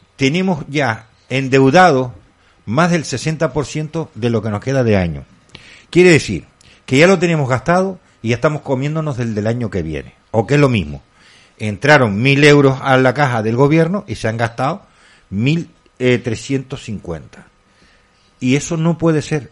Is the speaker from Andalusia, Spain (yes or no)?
no; Candelaria, Canary Islands, Spain; Candelaria, yo soy de Candelaria